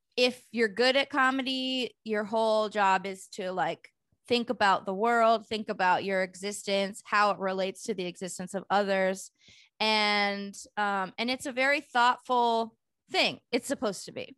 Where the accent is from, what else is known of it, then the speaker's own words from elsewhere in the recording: Bay Area, California, United States; moved away as an adult; now in Los Angeles, United States; I grew up in the Bay in the eighties and nineties